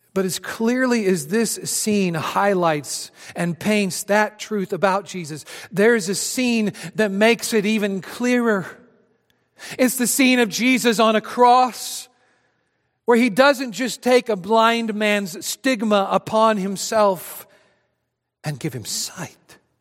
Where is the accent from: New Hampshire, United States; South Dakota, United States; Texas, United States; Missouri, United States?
Missouri, United States; Adrian; my hometown of Adrian, Missouri